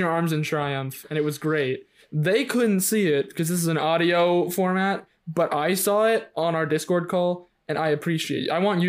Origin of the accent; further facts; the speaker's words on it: New Jersey, United States; It's through osmosis of living in New Jersey for most of our lives.